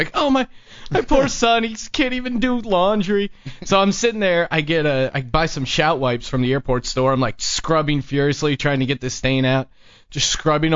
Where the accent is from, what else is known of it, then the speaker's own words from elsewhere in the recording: Pennsylvania, United States; moved away; I grew up in Pennsylvania